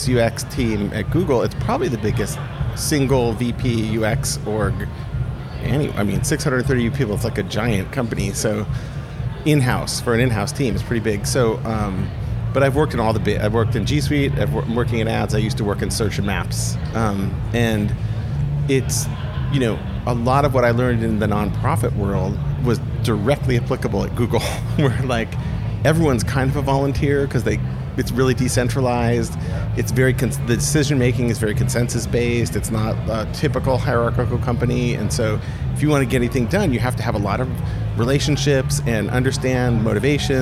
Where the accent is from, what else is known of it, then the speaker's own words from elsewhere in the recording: the Bay Area, California, United States; moved away as an adult; also born or lived in Paris; I'm from the Bay Area